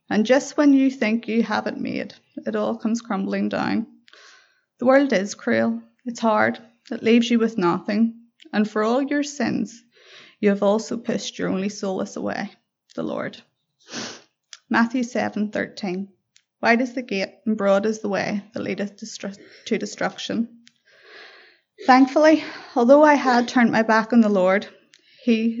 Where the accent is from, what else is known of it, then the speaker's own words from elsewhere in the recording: Belfast, Northern Ireland, United Kingdom; I was born in Belfast